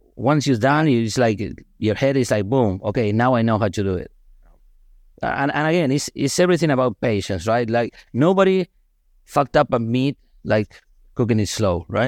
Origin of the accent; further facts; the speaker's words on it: Argentina; moved away; I'm from Argentina